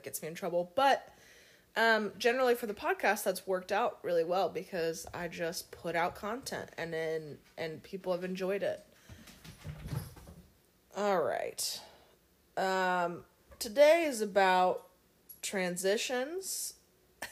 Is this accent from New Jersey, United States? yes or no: no; Cincinnati, Ohio, United States; I grew up in Cincinnati, Ohio